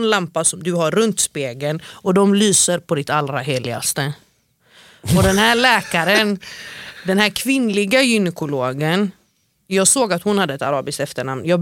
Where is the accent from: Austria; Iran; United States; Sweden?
United States; also born or lived in Norway; jag är jude från USA och Norge.